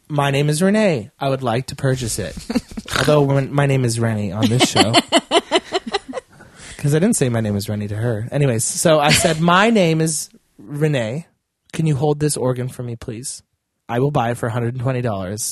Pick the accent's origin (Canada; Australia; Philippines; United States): Canada; Edmonton, Alberta; I'm from Millwoods.